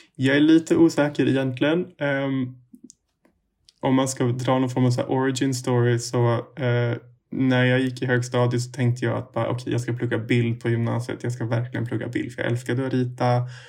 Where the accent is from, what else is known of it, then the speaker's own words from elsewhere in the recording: Umeå, Västerbotten County, Sweden; moved away as an adult; now in Stockholm, Sweden; jag kommer egentligen från eh, Umeå